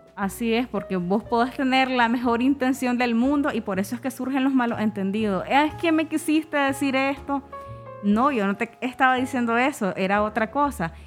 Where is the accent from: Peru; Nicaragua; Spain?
Nicaragua; nosotros también tenemos nuestra forma de pronunciar la S